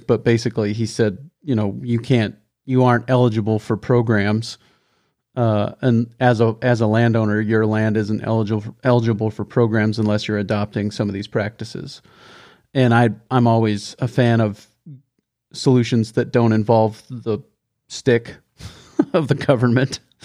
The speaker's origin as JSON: {"language": "English", "region": "the West", "country": "United States", "said": "being from the West where we use more acres than, than they do in Missouri and Minnesota"}